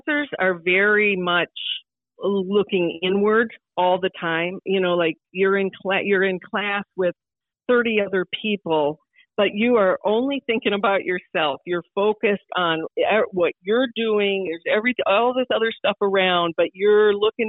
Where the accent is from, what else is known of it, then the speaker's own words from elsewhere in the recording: Sioux Falls, South Dakota, United States; growing up in South Dakota